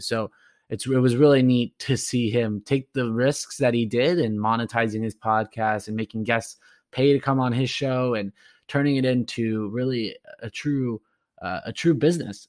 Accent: Orange County, California, United States; I'm originally from Orange County

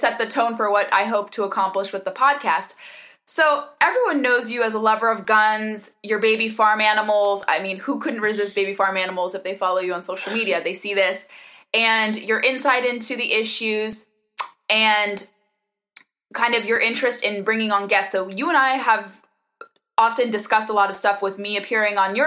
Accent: California, United States; I grew up in California.

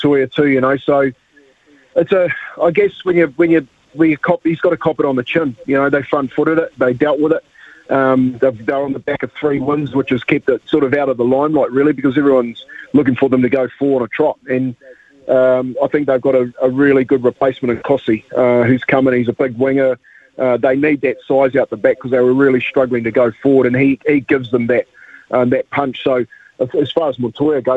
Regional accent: Waitara, Taranaki, New Zealand; went to Waitara University too, which was the local Borthwick's meat factory

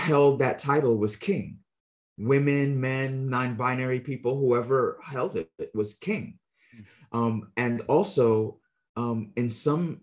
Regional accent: United States; a child growing up in the United States

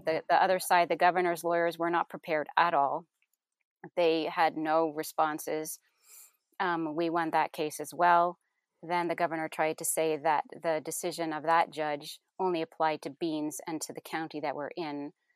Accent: Canada; moved away as an adult; now in Kentucky, United States; we are Canadian

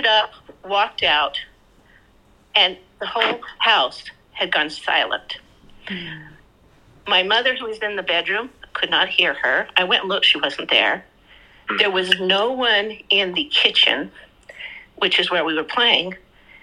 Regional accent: Skinwalker Ranch, Utah, United States; moved away as an adult; I grew up around Skinwalker Ranch

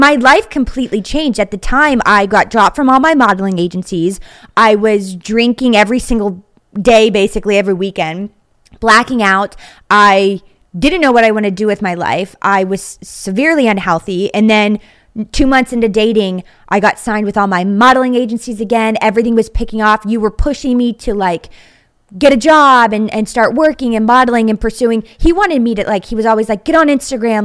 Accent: Wintersville, Ohio, United States; now in Pittsburgh, United States; I actually grew up in Wintersville, Ohio, which is like the village inside of Steubenville

